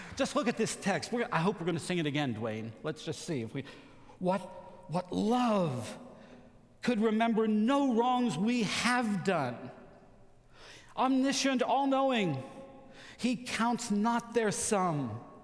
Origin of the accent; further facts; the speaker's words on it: West Virginia, United States; I grew up in West Virginia